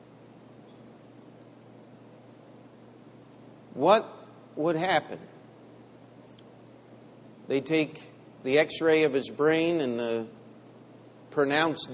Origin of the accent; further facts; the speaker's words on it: United States; I am an American of Italian heritage